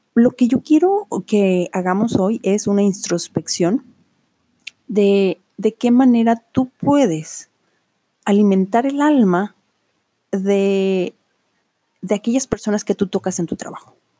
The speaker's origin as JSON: {"language": "Spanish", "town": "Autlán", "region": "Jalisco", "country": "Mexico", "tie": "born or raised there", "said": "Aquí en Autlán. Autlán es una ciudad hermosa en el estado de Jalisco, donde yo nací y crecí"}